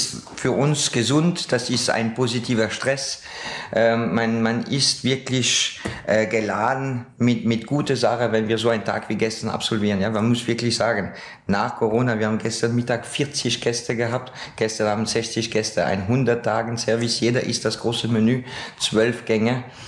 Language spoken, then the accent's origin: German; France; now in Austria; ich bin ja ein gebürtiger Franzos